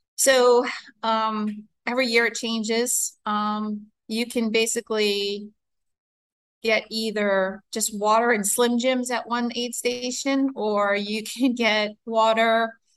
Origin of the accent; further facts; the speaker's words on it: New York City, New York, United States; I grew up in New York. Um, I'm a city city person.